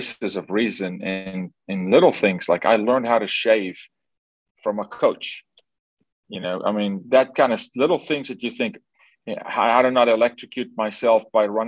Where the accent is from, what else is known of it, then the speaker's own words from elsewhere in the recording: South Africa; Born and raised in South Africa by a single mom